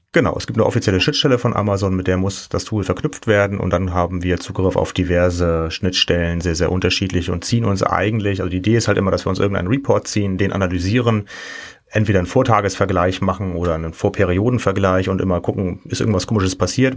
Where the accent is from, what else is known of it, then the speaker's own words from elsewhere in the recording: Kiel, Schleswig-Holstein, Germany; now in Cologne, Germany; ich komme ursprünglich aus Kiel, ähm, wohne aber jetzt schon seit siebzehn Jahren in Köln